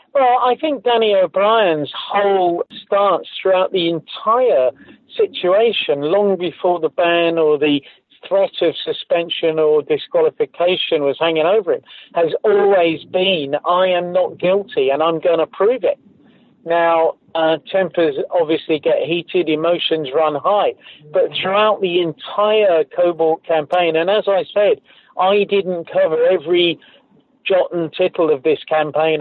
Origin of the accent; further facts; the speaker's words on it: United Kingdom; I grew up in Britain